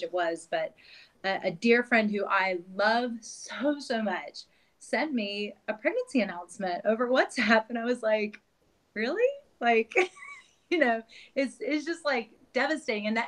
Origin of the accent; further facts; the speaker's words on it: North Carolina, United States; moved away as an adult; also born or lived in New York / United Kingdom; now in Switzerland; I am originally from the United States, from North Carolina. And I grew up there and then lived in New York for about 10 years.